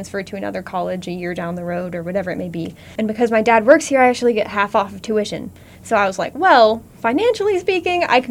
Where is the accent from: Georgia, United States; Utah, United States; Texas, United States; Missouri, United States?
Missouri, United States; Warrensburg; I am from Warrensburg